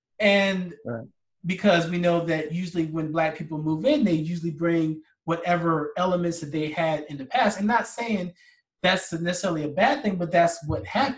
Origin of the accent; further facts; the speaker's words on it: Delaware, United States; also born or lived in Philadelphia, Pennsylvania; now in Chicago, United States; even though I live in Chicago and I lived in Philly for the past 15 years, I'm from Delaware